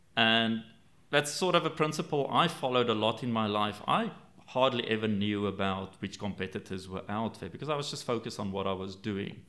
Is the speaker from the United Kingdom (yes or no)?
no; South Africa; I grew up in South Africa